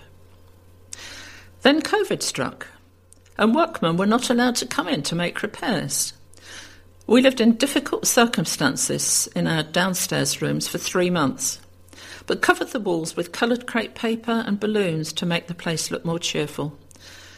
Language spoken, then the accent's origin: English; Kent, South East England, United Kingdom; I was born in Kent, and after working elsewhere for several years, moved into a small village in West Kent, where I had lots of friends and lived happily for 33 years